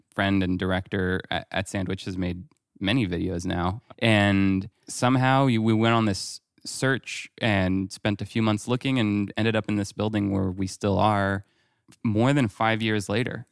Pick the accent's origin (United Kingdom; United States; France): France; moved away; growing up in France